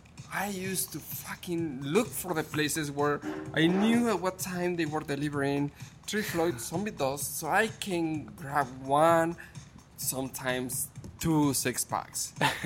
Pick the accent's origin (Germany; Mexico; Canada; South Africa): Mexico; moved away as an adult; also born or lived in Chicago; growing up in Mexico, and I love my country, I love my Mexico